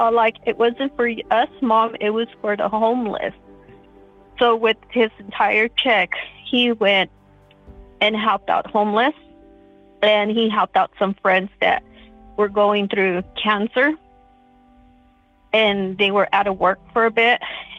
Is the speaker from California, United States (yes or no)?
yes; Fresno, California, United States; now in Fort Worth, United States; I live in Fort Worth, Texas. I'm originally from Fresno, California.